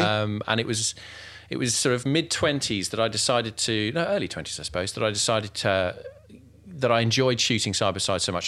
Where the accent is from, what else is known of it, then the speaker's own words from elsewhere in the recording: Germany; now in United Kingdom; I was born in Germany.